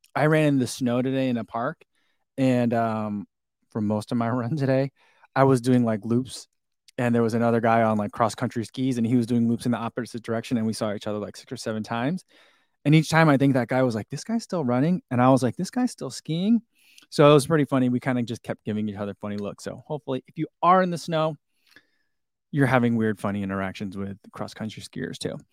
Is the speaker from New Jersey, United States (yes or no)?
yes; New Jersey, United States; also born or lived in St. Louis / Chicagoland; now in Crystal Lake, United States; I am originally from New Jersey